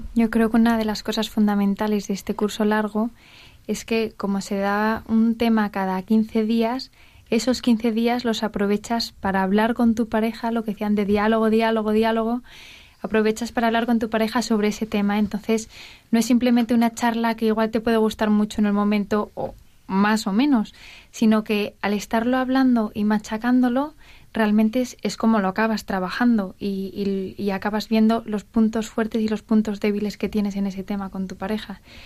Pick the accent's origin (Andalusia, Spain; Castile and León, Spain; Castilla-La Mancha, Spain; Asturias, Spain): Asturias, Spain; now in Madrid, Spain; somos un matrimonio joven que estamos en Madrid, pero somos los dos asturianos